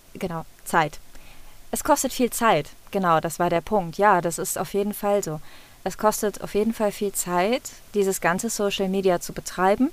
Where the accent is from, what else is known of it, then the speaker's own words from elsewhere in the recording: Cologne, North Rhine-Westphalia, Germany; accent: Rhineland dialect; Ich selber bin auch mit Dialekt groß geworden. Mhm. Ich komme aus dem Rheinland